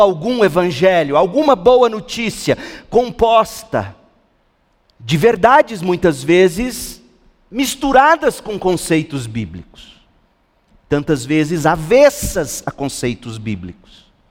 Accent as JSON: {"language": "Portuguese", "region": "Goiás", "country": "Brazil", "said": "Eu sou goiano"}